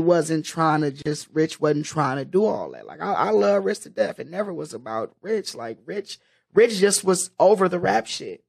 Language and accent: English; Oakland, California, United States; I'm from West Oakland, so like I really come from the mecca of of that dope game